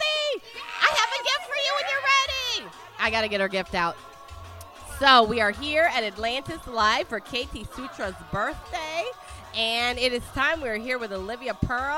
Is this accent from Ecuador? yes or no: no; Italy; I'm from Italy